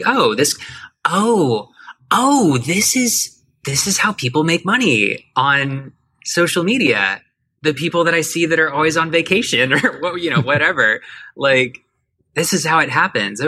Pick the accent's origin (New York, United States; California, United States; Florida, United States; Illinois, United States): Florida, United States; Miami; moved away as an adult; now in Atlanta, United States; I grew up in Miami, which is where I started everything